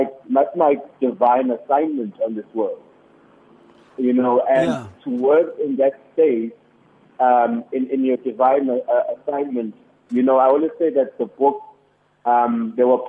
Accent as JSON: {"language": "English", "town": "Durban", "region": "KwaZulu-Natal", "country": "South Africa", "tie": "born or raised there", "moved": "yes", "lives_now": "Johannesburg, South Africa", "said": "I grew up in Durban. I grew up in Durban."}